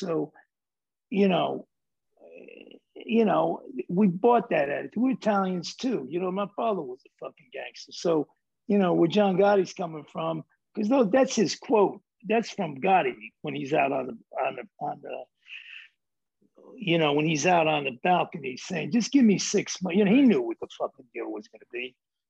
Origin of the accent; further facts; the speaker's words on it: New York City, New York, United States; I'm from New York, bro.